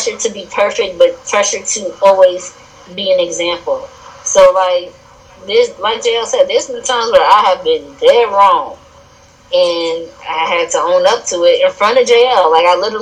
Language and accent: English; Mount Vernon, United States; moved away as an adult; growing up in Mount Vernon